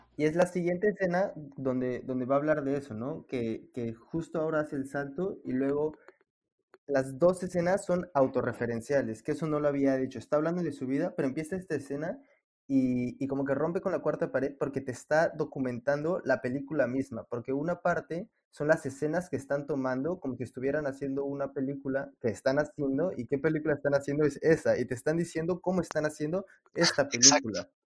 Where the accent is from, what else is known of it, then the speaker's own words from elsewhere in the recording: Mexico City, Mexico; los tres somos de la Ciudad de México